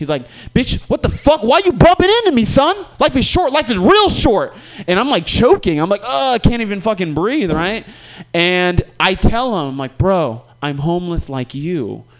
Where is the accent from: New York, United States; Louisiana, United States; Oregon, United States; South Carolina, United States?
Oregon, United States; Portland; I'm like, I'm from Portland, bro. What are you talking about?